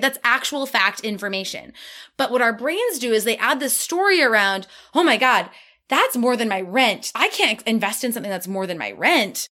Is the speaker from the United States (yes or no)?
yes; Midwest, United States; I'm from the Midwest, we're hard workers